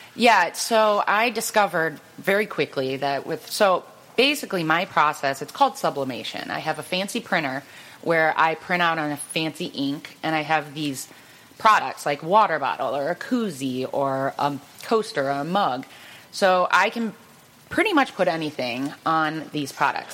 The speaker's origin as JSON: {"language": "English", "town": "Cleveland", "region": "Ohio", "country": "United States", "tie": "born or raised there", "said": "born and raised in Cleveland"}